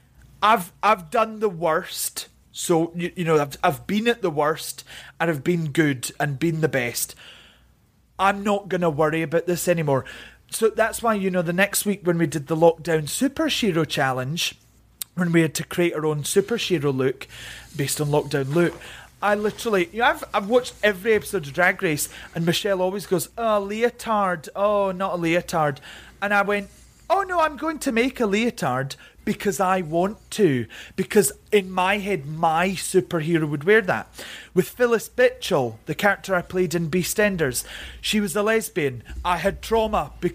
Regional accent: Scotland, United Kingdom; also born or lived in England; I grew up mainly in Scotland, but my dad, because of work, he used to go down to England. So we moved to England a lot

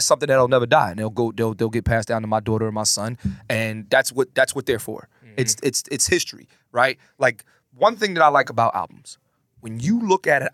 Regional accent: Philadelphia, Pennsylvania, United States; moved away as an adult; also born or lived in New York; now in Los Angeles, United States; I'm born and raised in Philly. Grew up in Philly

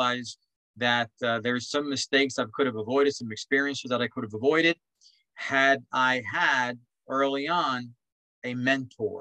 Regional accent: New York City, New York, United States; I grew up in Spanish Harlem

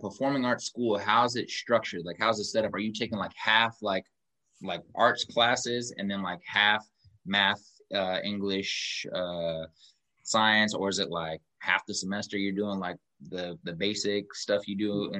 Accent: Kansas City, United States; accent: a little country twang; also born or lived in Los Angeles; I'm from Kansas City

